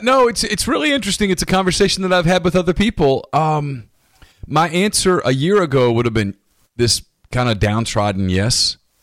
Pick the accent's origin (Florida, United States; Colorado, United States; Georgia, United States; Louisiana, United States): Louisiana, United States; North; moved away as an adult; also born or lived in Mobile, Alabama / Spanish Fort, Alabama; I grew up in North Louisiana.